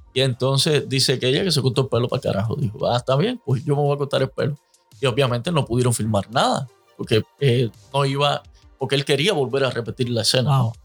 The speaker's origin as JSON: {"language": "Spanish", "country": "Cuba", "moved": "yes", "said": "los cubanos, como buenos cubanos"}